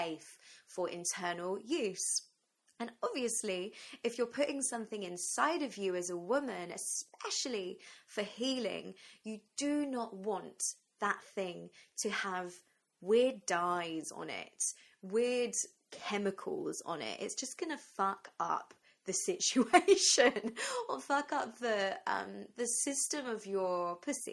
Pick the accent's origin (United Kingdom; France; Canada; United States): United Kingdom; England; also born or lived in London; So I'm from England, I'm in London